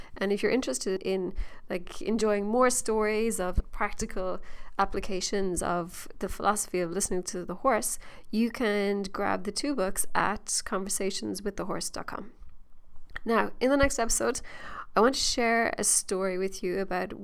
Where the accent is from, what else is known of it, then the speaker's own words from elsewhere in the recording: Ireland; being Irish